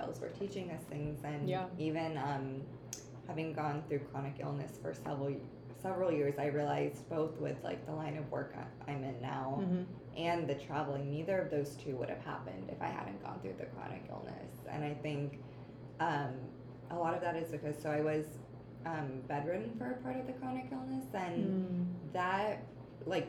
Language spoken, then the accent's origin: English; Ohio, United States; I grew up in the Midwest in Ohio